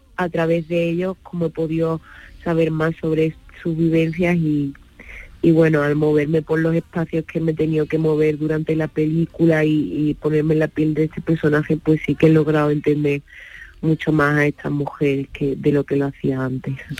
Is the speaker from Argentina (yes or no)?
no; Tarifa, Andalusia, Spain; Yo soy de Tarifa